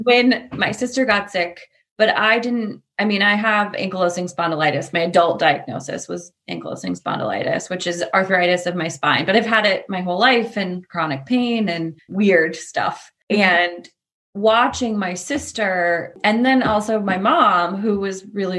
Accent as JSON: {"language": "English", "town": "Portland", "country": "United States", "tie": "born or raised there", "said": "I grew up in Portland"}